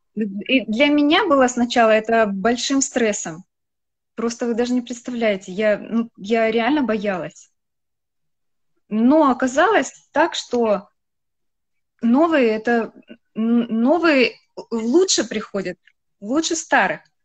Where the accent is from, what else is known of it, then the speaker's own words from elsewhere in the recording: Khabarovsk, Khabarovsk Krai, Russia; я родилась в Хабаровске